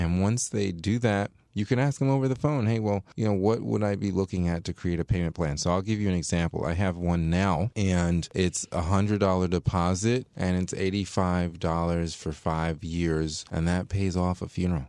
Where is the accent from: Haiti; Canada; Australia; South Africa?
Haiti; Léogâne, Ouest; moved away; We're from Haiti